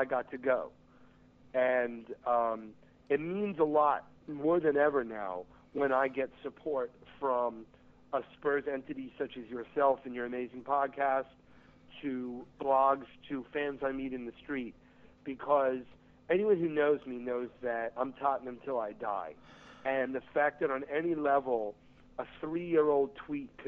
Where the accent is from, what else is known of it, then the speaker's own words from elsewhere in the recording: United States; Red Bulls are my hometown team